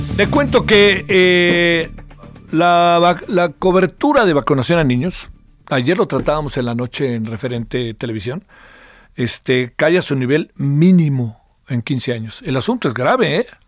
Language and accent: Spanish; Mexico; en mi país